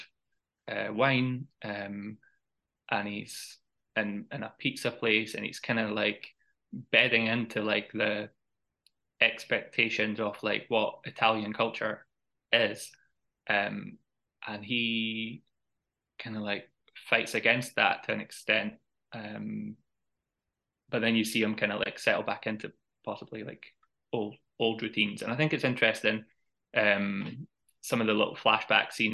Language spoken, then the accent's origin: English; Edinburgh, Scotland, United Kingdom; a film set in my hometown